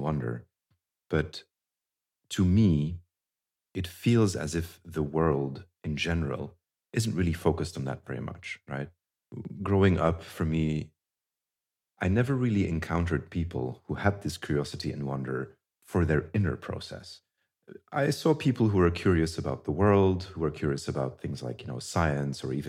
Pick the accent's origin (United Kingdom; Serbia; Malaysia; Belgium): Belgium; I grew up in Belgium